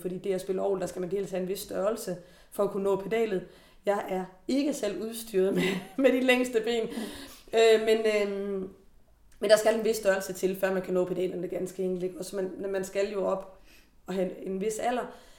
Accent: Denmark; da jeg var barn i Forborg

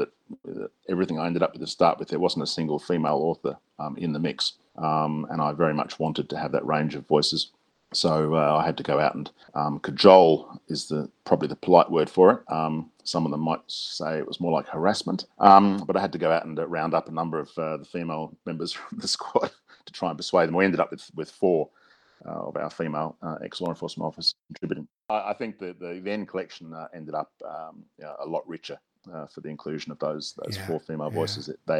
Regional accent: Australia; We've got four Brits, one Canadian, and myself as the Australian representative in there.

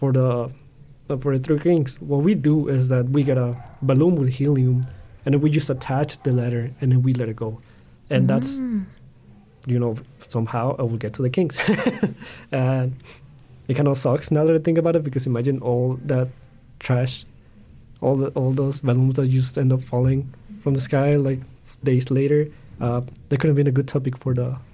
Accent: Mexico; moved away; I grew up in Mexico

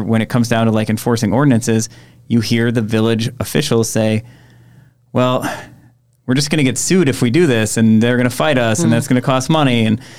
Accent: Egg Harbor, Wisconsin, United States; I grew up in Egg Harbor. I used to deliver pizzas from what's now Door County Nature Works

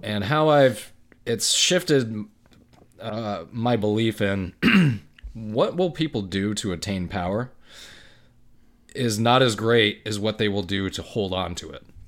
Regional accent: United States; an American, 'cause this is where I live in the United States

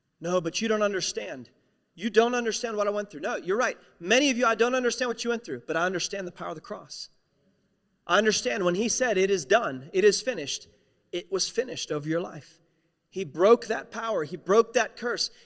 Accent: West Virginia, United States; I'm a nobody from West Virginia. It's one of the poorest states in the United States of America

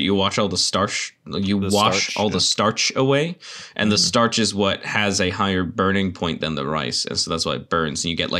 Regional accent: United Kingdom; I am British and don't know what it is.

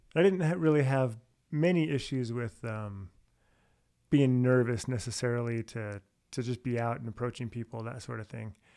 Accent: San Jose, California, United States; I'm from San Jose, California. I have what two brothers, one sister. Uh, we r- grew up all right there

